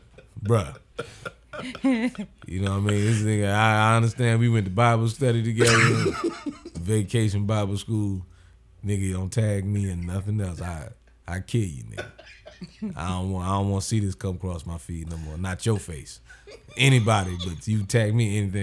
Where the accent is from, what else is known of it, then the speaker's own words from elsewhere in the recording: Sumter, South Carolina, United States; now in Atlanta, United States; My hometown, I'm from Sumter, South Carolina